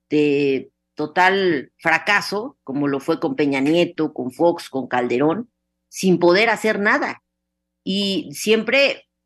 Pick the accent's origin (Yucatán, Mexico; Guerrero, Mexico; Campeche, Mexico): Yucatán, Mexico